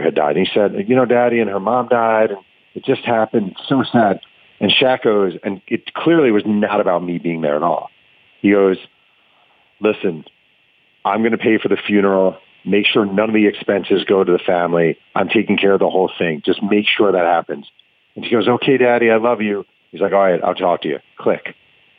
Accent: East Coast, United States; moved away as an adult; now in Southern California, United States; When I was a kid growing up on the East Coast

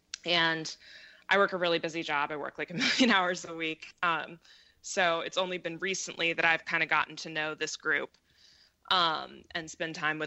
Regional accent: Seattle, Washington, United States; moved away as an adult; I moved back to Washington State, which is Seattle's my hometown

